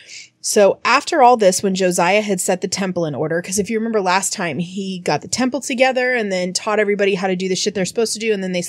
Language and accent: English; United States; Because we're American, we don't do metric here.